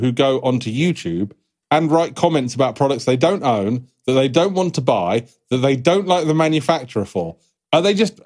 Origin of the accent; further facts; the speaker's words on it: United Kingdom; we're British